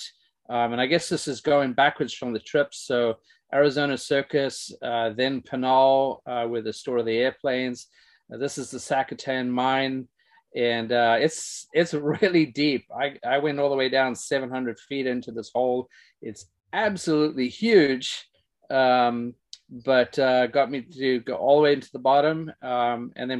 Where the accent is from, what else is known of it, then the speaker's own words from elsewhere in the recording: South Africa; now in United States; growing up in South Africa